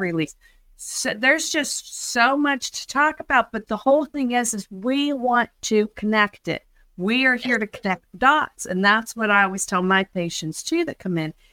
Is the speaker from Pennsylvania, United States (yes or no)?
yes; Pittsburgh, Pennsylvania, United States; So I'm from Pittsburgh, Pennsylvania, and that's where I practice